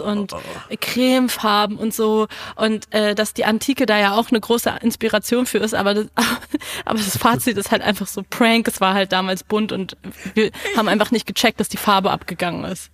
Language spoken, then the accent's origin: German; Berlin, Germany; mich als Berlinerin